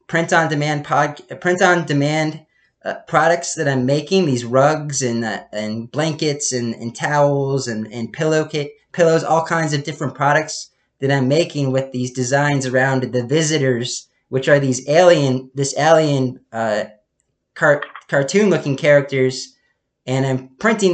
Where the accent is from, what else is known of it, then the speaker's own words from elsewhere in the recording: Pennsylvania, United States; we're both from Pennsylvania